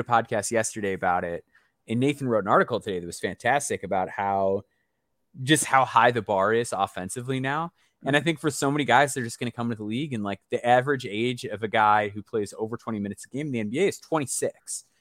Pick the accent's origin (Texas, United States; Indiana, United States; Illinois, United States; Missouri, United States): Illinois, United States; Chicago; I grew up in the Chicagoland area